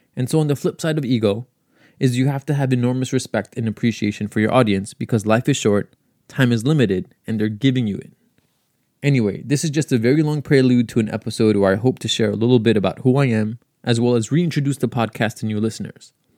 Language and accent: English; New York City, New York, United States; also born or lived in Long Island, New York; I grew up in Queens, so it's been nice to be close to home